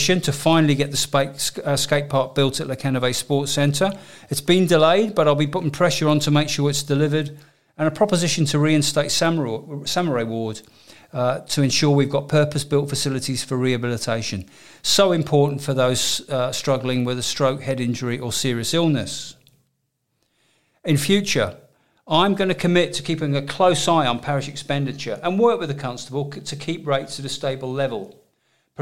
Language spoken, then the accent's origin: English; Jersey; I was born in Jersey and I was educated at St Mark's and Holy Schools